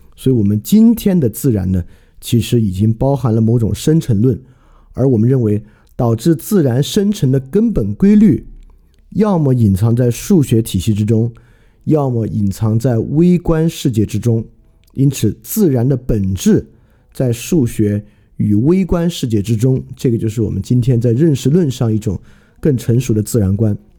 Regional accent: China; 满大街呢都是汉字构成的我们中国人可识别的汉字词汇

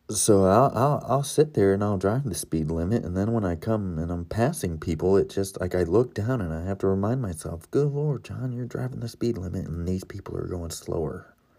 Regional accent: Florida, United States; now in Ohio, United States; I'm from Florida

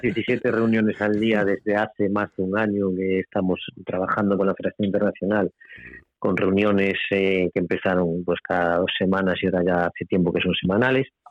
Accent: Pontevedra, Galicia, Spain; en Pontevedra, en mi tierra

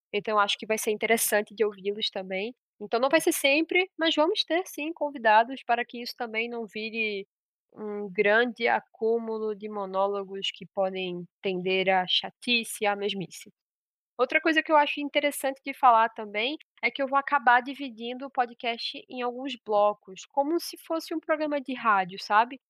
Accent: Pernambuco, Brazil; Eu sou pernambucana, tenho 22 anos

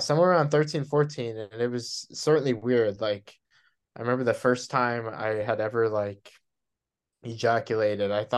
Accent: Texas, United States; I'm from Texas

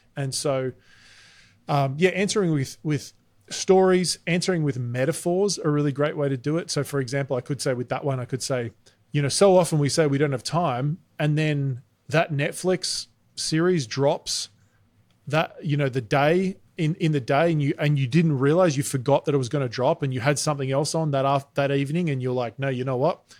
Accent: Australia; moved away as an adult; now in United States; you can hear I'm Australian. We moved to America six years ago.

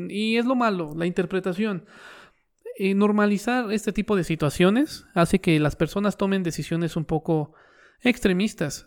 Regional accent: Mexico; yo soy un mexicano promedio

